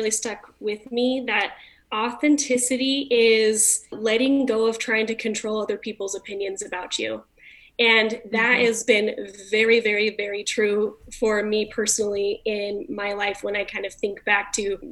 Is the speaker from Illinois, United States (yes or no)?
no; California, United States; now in Utah, United States; I'm from California originally